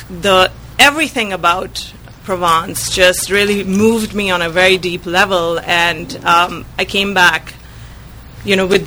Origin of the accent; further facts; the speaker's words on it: India; now in Sebastopol, United States; I was born and brought up in India